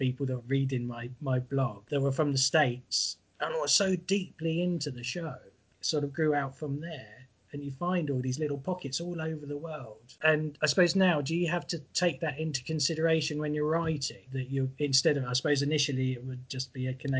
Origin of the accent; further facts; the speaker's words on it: England, United Kingdom; accent: English; I'm English